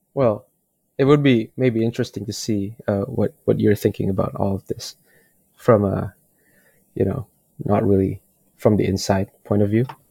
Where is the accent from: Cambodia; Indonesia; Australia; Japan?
Indonesia; I'm from Indonesia, and we have a thing where most people are Muslim